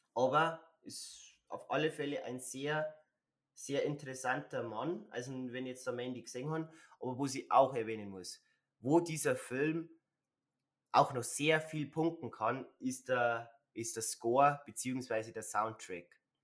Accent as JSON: {"language": "German", "region": "Bavaria", "country": "Germany", "said": "wie sagt man bei uns in Bayern"}